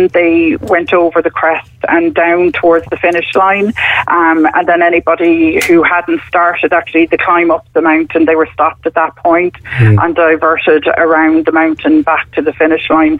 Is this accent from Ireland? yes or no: yes; Cork, Munster, Ireland; now in Wicklow, Ireland; We're from Cork originally, both of us, but we're settled in Wicklow.